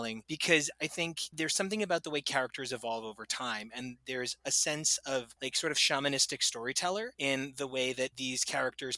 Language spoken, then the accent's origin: English; Sayreville, New Jersey, United States; I'm from Sayreville, New Jersey